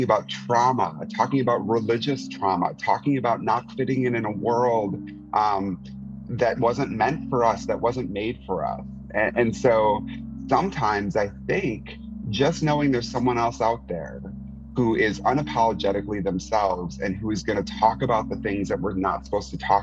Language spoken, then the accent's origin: English; Wisconsin, United States; I grew up in Wisconsin in the 80s and 90s